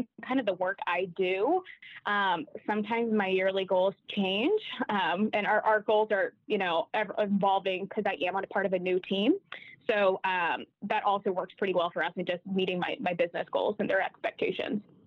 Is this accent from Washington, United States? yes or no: no; Nashville, Tennessee, United States; moved away as an adult; now in Kansas City, United States; Born and raised in Nashville, but been in Kansas City for about seven years